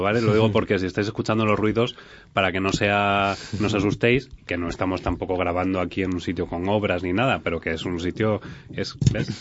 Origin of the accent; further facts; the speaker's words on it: Spain; nosotros tenemos otras mejoras o otras cosas que hacemos muy bien, como españoles